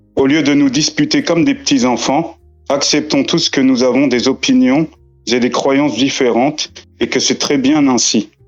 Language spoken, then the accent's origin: French; France; j'ai grandi en France